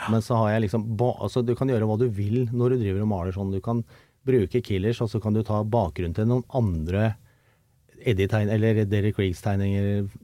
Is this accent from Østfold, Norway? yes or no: no; Oslo, Norway; also born or lived in Skedsmokorset; vokste opp sammen nede på Sofienberg og Grünerløkka der.